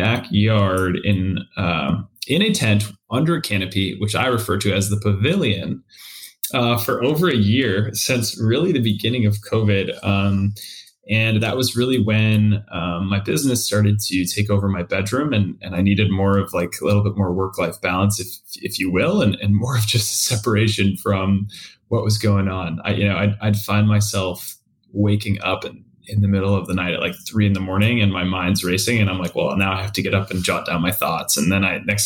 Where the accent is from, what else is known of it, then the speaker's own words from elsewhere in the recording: East Coast, United States; moved away as an adult; also born or lived in Minnesota / Boston; now in Seattle, United States; I'm from the East Coast originally